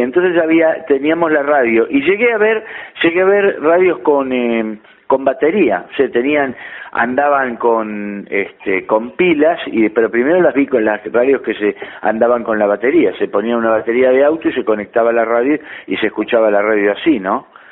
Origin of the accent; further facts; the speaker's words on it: La Plata, Buenos Aires Province, Argentina; also born or lived in Olivos; luego de, de estar dos años encerrado en una especie de reformatorio este, de 7 a, a, los 8 años, entonces fui a La Plata